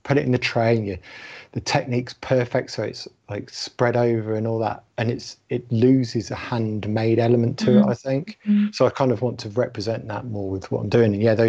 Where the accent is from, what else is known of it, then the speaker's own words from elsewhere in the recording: London, United Kingdom; ….